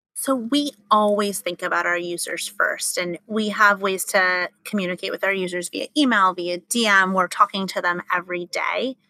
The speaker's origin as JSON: {"language": "English", "town": "Los Angeles", "region": "California", "country": "United States", "tie": "born or raised there", "said": "Grew up in Los Angeles"}